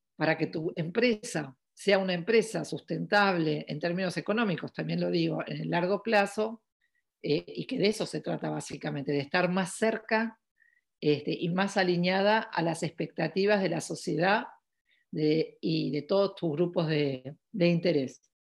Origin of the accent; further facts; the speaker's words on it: Argentina; also born or lived in New York / Paris; yo soy de Argentina, eh, vivo en Buenos Aires